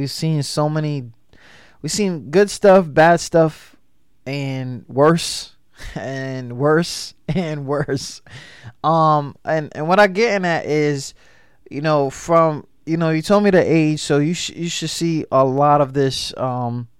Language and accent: English; New York, United States; I'm from New York, so we wear white t-shirts, shorts, and Tims